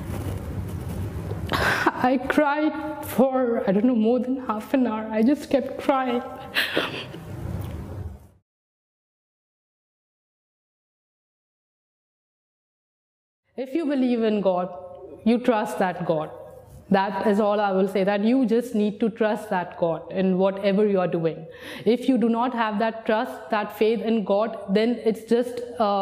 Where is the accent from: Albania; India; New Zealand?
India; moved away as an adult; now in United Arab Emirates; I'm 27 years old and I come from India